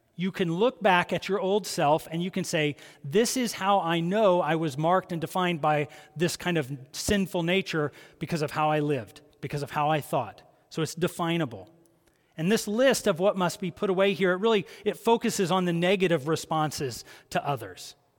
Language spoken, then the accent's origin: English; Columbus, Ohio, United States; I grew up in Columbus, Ohio